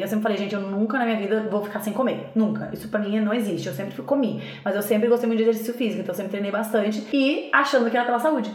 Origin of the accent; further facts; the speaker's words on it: Rio Grande do Sul, Brazil; eu sou gaúcha